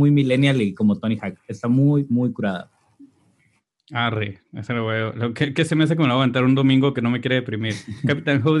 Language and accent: Spanish; Mexico